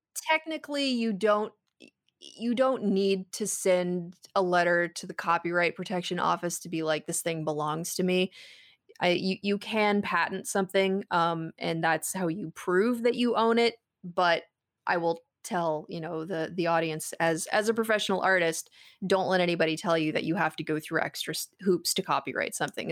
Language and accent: English; West Coast, United States; I grew up on the West Coast